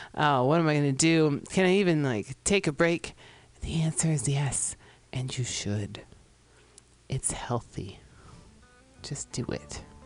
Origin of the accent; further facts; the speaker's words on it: San Francisco, California, United States; my hometown of San Francisco